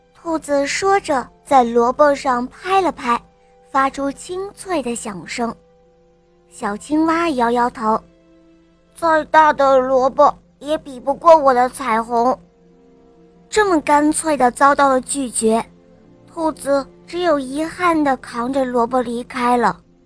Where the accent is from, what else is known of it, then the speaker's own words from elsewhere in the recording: Kaifeng, Henan, China; 我五十九个月了，我来自河南开封